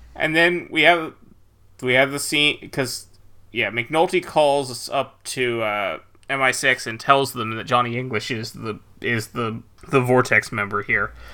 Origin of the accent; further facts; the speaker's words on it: United States; as an American